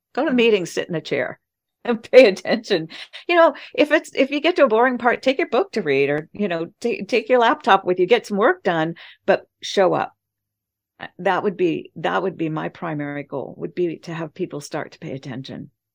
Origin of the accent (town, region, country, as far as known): United States